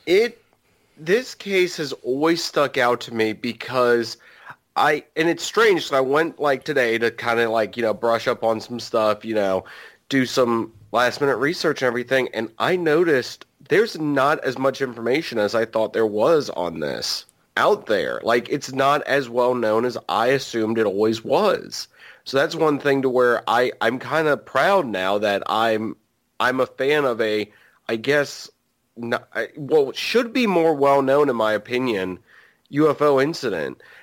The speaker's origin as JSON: {"language": "English", "region": "Virginia", "country": "United States", "said": "I am from, I am from Virginia. We're really close to West Virginia"}